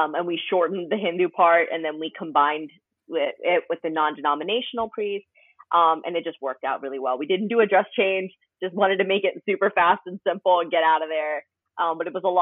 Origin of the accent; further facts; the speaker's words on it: Cincinnati, Ohio, United States; moved away as an adult; now in Washington DC metro area, United States; I'm originally from Cincinnati, Ohio, but I've lived in the DC metro area for a little over 6 years.